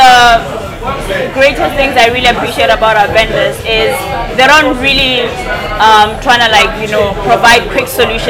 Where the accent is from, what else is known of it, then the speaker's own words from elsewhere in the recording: South Africa; moved away as an adult; also born or lived in United Arab Emirates; now in Dubai, United Arab Emirates; So I was born and raised in South Africa. And before I moved to the UAE, I literally never left the country.